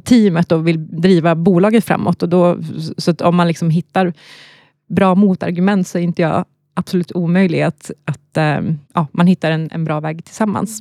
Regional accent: Luleå, Norrbotten County, Sweden; accent: Norrland dialect; moved away as an adult; also born or lived in Gothenburg; now in Stockholm, Sweden; Jag är uppvuxen i Norrbotten, Luleå

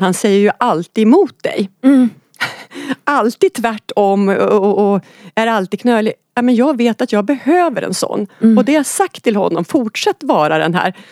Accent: Oxelösund, Södermanland, Sweden; moved away; hemma i Oxelösund

